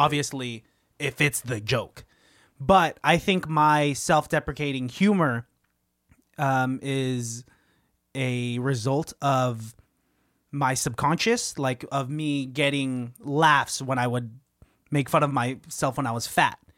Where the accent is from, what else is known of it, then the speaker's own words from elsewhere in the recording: Pittsburgh, Pennsylvania, United States; growing up in Pittsburgh